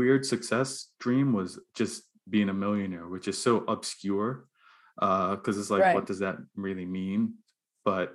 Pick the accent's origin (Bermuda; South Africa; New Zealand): Bermuda; moved away as an adult; now in Halifax, Canada; I grew up in Bermuda.